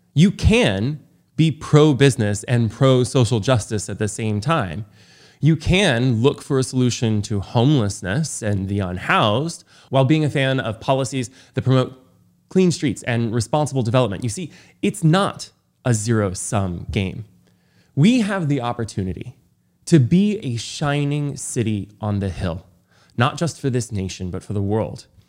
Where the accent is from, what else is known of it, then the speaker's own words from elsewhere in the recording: Los Angeles, California, United States; my hometown of Los Angeles